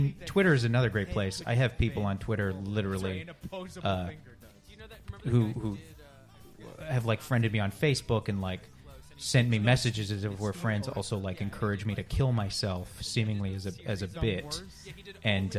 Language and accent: English; Canada; I am Canadian